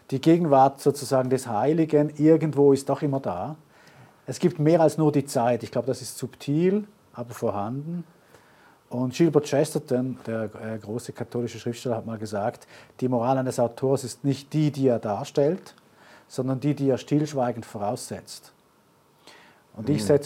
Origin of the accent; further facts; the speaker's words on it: Germany; meine Frau ist ja deutsch, ich komme aus Deutschland, also ich komme aus Deutschland und ich habe da viele Kontakte